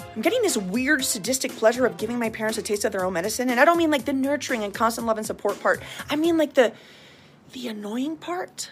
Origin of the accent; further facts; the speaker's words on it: Venezuela; moved away; Venezuela, my home country